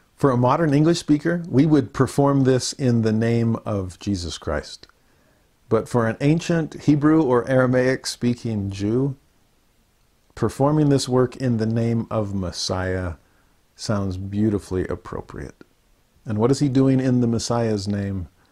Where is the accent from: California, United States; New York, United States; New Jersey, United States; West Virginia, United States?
California, United States; Southern; As a Southern California native